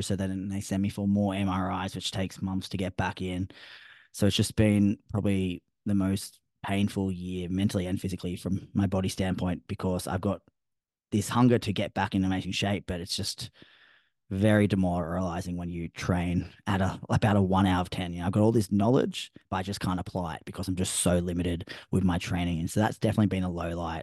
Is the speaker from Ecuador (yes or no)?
no; Australia; I'm Australian